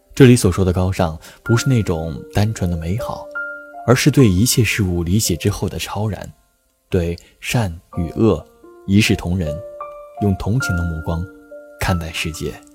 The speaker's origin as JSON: {"language": "Chinese", "country": "China", "said": "作为一个中国人，只有了解本国的历史和文化，才有资格走出去"}